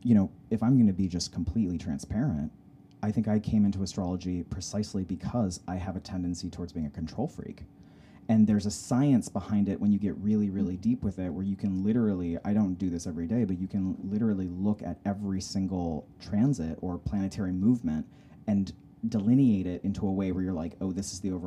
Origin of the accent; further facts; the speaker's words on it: Salt Lake City, Utah, United States; also born or lived in Humboldt County, California; I grew up in Salt Lake City, Utah